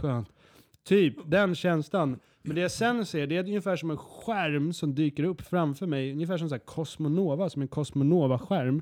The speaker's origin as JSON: {"language": "Swedish", "country": "Sweden", "also_born_or_lived": "United Kingdom (ancestry) / Skåne", "said": "Jag är från Sverige"}